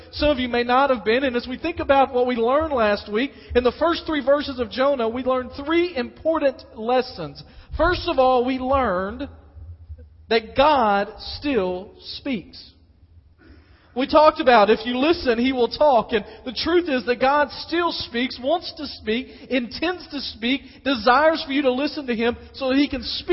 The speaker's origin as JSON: {"language": "English", "region": "West Tennessee", "country": "United States", "tie": "born or raised there", "also_born_or_lived": "Dyersburg, Tennessee", "moved": "yes", "said": "I grew up in West Tennessee"}